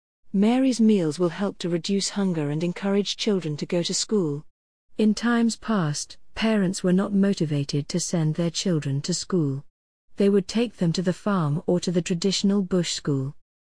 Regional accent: Grand Cape Mount County, Liberia

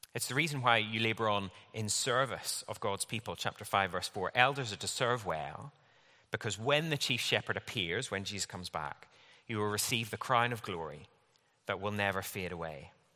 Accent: Northern Ireland, United Kingdom; moved away; I grew up in Northern Ireland

